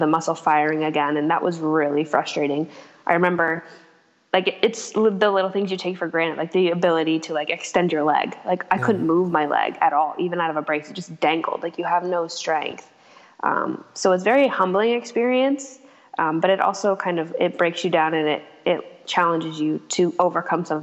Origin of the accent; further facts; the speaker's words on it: Vermont, United States; I'm from Vermont